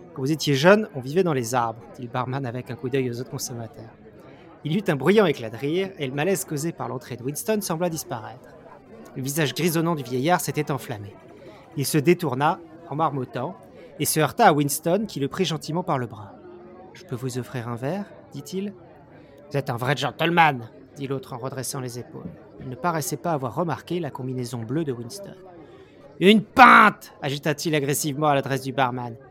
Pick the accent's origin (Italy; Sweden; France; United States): France; en tant que Français